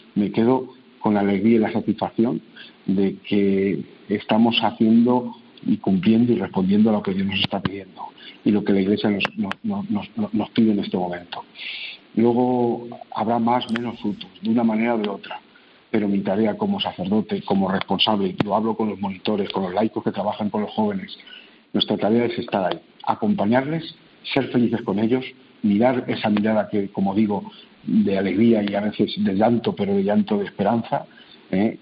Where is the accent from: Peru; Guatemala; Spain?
Spain; hemos hecho fuera de nuestro país, como españoles